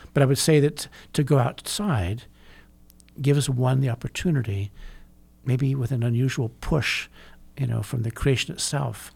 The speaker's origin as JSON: {"language": "English", "region": "California", "country": "United States", "tie": "born or raised there", "said": "I grew up in California"}